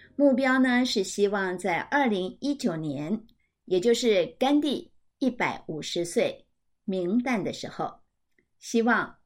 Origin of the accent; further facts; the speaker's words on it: Taipei, Taiwan; 身为台北人，我非常地幸福